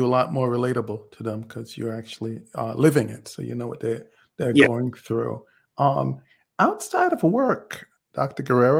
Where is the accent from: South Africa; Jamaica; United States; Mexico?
Jamaica; I'm from Jamaica